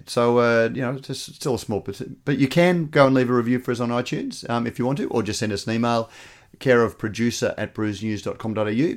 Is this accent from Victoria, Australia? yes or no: no; Queensland, Australia; as a Queenslander